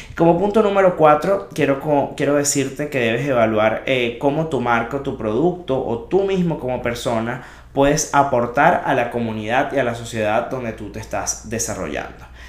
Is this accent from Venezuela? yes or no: yes; Venezuela; moved away; Venezuela, ese país que amo y de donde vengo